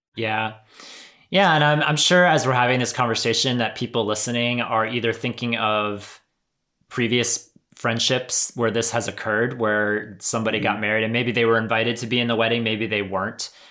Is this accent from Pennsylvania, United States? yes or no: yes; Pennsylvania, United States; moved away; I grew up in Pennsylvania, still have a bunch of family up there